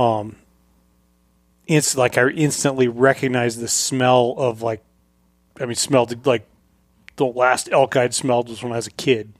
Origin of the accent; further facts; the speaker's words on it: Colorado, United States; moved away; when I grew up in Colorado